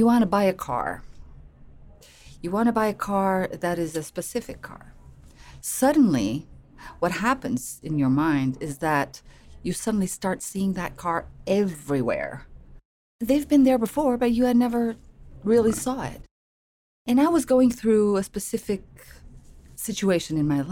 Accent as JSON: {"language": "English", "region": "Lisbon", "country": "Portugal", "moved": "as an adult", "lives_now": "United States", "said": "I'm from Portugal, Lisbon. I've been in the US for 5 years"}